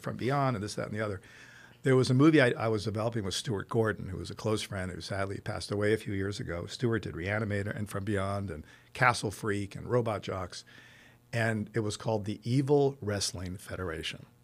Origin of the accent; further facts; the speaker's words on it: Rome, Lazio, Italy; moved away; also born or lived in Los Angeles, United States; It turned out to be twenty, so I grew up in Rome